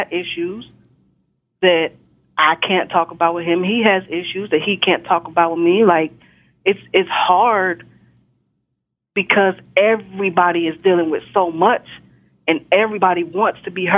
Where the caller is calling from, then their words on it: Texas, United States; I'm calling from Texas.